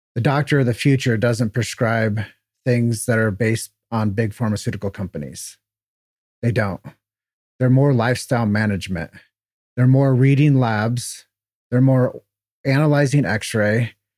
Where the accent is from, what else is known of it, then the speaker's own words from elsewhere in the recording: Davenport, Iowa, United States; moved away as an adult; also born or lived in Chicago; Grew up in Davenport, Iowa. Uh, it's where I was, thirty years of my life was spent